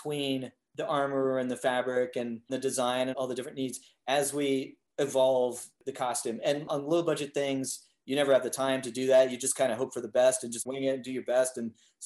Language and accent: English; Los Angeles, California, United States; I am from Los Angeles